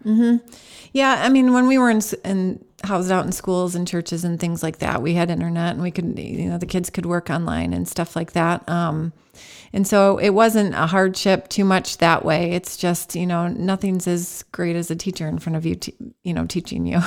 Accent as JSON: {"language": "English", "town": "Holt", "region": "Michigan", "country": "United States", "tie": "born or raised there", "also_born_or_lived": "Lansing, Michigan", "said": "Grew up in Holt, Michigan, just south of Lansing."}